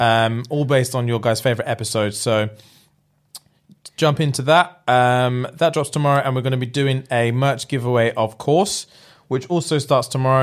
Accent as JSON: {"language": "English", "region": "England", "country": "United Kingdom", "said": "being English"}